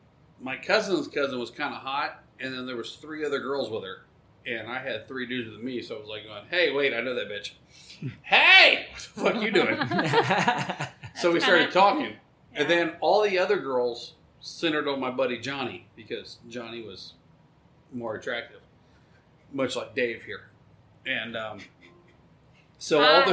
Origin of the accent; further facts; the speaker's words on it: Dayton, Ohio, United States; was in Dayton, Ohio.